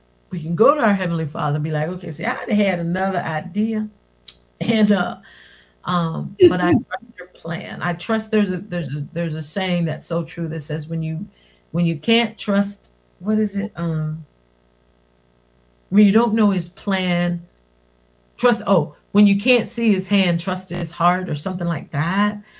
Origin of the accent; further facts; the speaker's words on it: West Virginia, United States; I'm from West Virginia